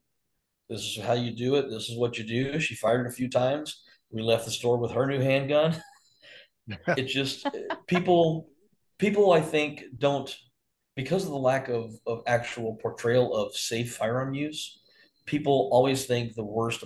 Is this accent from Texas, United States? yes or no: yes; Texas, United States; now in Arizona, United States; I grew up in Texas